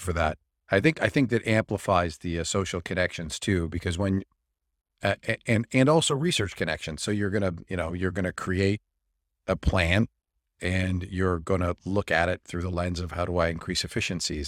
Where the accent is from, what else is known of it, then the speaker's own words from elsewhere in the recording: Niagara Falls, New York, United States; I grew up near Love Canal